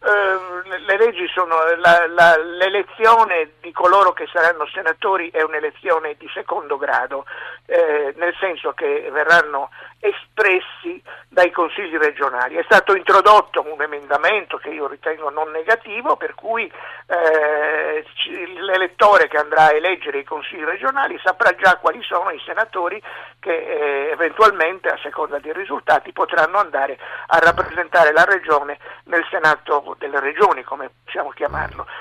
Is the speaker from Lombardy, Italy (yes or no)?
no; Sardinia, Italy; io da sardo e da autonomista